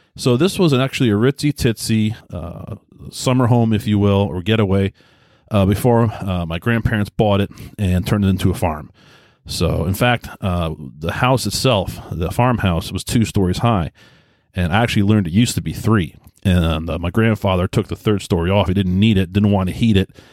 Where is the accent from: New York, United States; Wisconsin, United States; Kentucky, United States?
New York, United States; Southold; I grew up in Long Island, New York, a little town called Southhold.